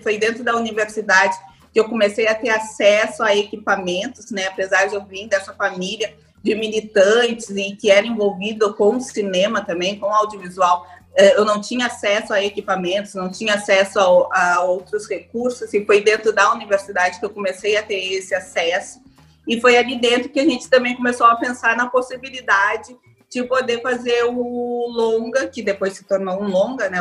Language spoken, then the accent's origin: Portuguese; Rio Grande do Sul, Brazil; moved away as an adult; now in Salvador, Brazil; Eu sou gaúcha, mas eu moro em Salvador já há 10 anos